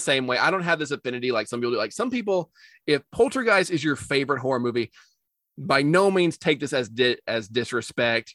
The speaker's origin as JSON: {"language": "English", "country": "United States", "said": "as an American"}